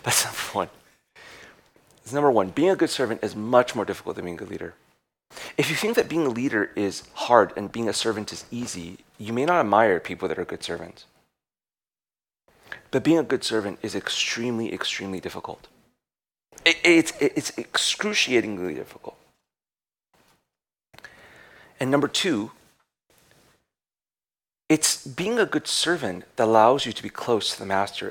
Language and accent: English; United States; we're American